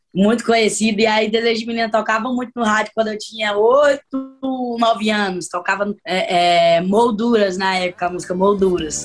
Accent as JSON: {"language": "Portuguese", "region": "Ceará", "country": "Brazil", "said": "eu sou cearense, eu sou nordestina, e aqui a gente vive o forró"}